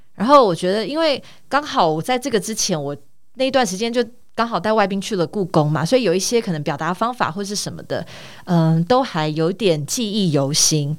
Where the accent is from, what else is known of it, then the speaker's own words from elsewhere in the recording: Taitung, Taitung County, Taiwan; moved away as an adult; also born or lived in United States / Taipei; 我从小到大都在台东长大。 那从，呃，大概应该说我十八岁才上台北来念大学。 但是，呃，在台东的成长的过程当中，其实有几年的时间，因为我父亲的关系， 所以我们一家有到美国去生活了四年。因为我爸爸那个时候去念博士班